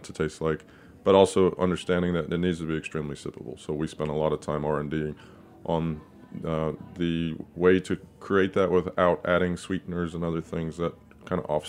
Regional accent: Texas, United States; I grew up in Texas

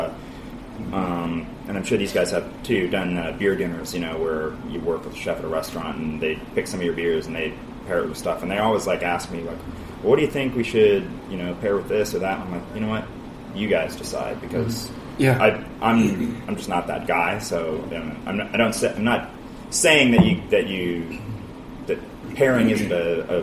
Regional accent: Montana, United States; now in Portland, United States; I'm from Montana originally.

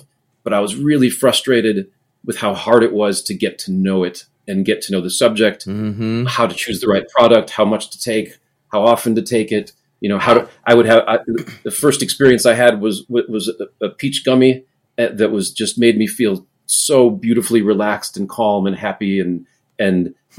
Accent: Chicago, Illinois, United States; also born or lived in Los Angeles, United States; now in Colorado, United States; I grew up in Chicago.

